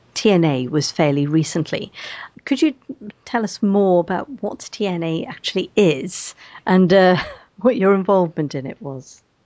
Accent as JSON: {"language": "English", "area": "Welsh", "region": "Wales", "country": "United Kingdom", "said": "being Welsh and having uh, uh relatives in West Wales"}